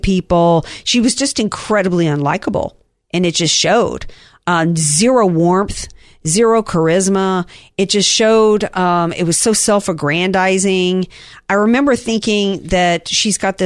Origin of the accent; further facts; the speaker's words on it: the South, United States; I'm from the South